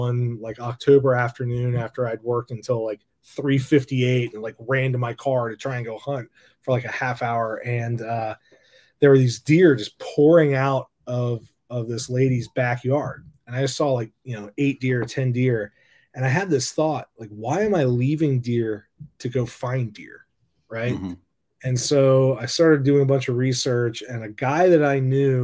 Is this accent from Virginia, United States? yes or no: yes; Virginia, United States; I'm born and raised in Virginia